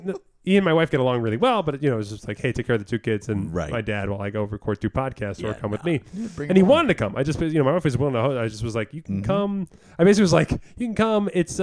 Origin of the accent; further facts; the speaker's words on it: New Jersey, United States; growing up in Jersey.